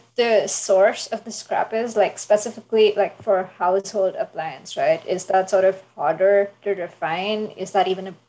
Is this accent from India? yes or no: yes; Mumbai, Maharashtra, India; I grew up in Mumbai